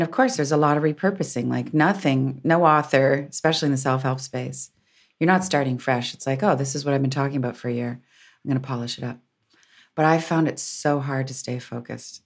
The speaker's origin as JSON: {"language": "English", "town": "Windsor", "region": "Ontario", "country": "Canada", "tie": "born or raised there", "said": "I'm a recovered Catholic growing up in Windsor."}